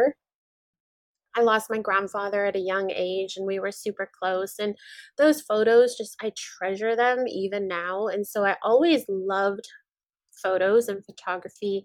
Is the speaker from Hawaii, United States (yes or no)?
yes; Maui, Hawaii, United States; I'm born and raised in Maui, Hawaii